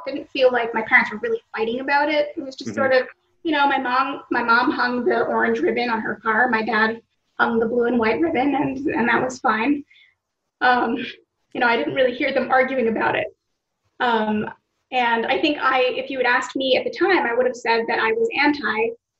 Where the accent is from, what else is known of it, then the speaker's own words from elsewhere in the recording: Israel; also born or lived in United States; other Americans who live here, I'm an Israeli because